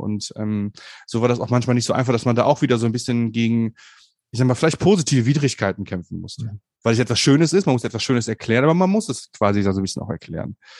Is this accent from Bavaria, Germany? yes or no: no; Bonn, North Rhine-Westphalia, Germany; ich komme aus Bonn, aus Bonn Umgebung